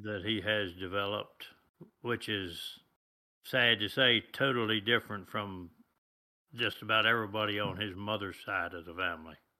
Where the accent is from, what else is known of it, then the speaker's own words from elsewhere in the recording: United States; I was born here in the United States